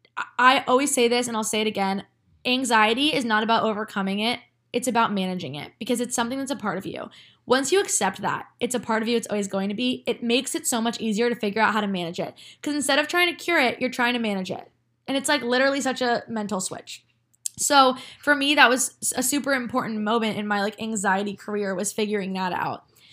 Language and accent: English; New Jersey, United States; moved away as an adult; now in New York City, United States; my hometown